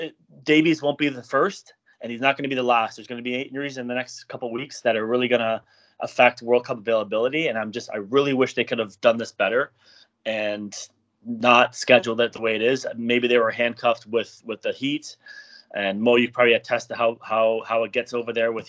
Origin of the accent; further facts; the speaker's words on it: Canada; I'm from Canada